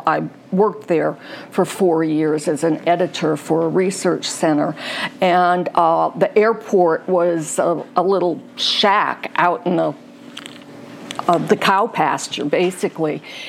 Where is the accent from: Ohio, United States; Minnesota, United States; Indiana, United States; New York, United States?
Indiana, United States; Calumet region of; moved away as an adult; also born or lived in Chicago / Bloomington, Indiana / Richmond, Virginia / Arkansas; now in Greensboro, United States; I grew up in the Calumet region of Indiana, which was then the Steel Belt, is now the Rust Belt. Yeah. It was a very industrial environment and quite ugly.